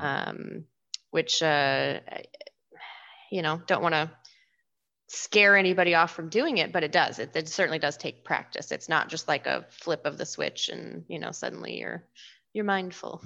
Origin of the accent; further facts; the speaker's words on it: Washington, United States; I'm from Washington, and my family loves the Seahawks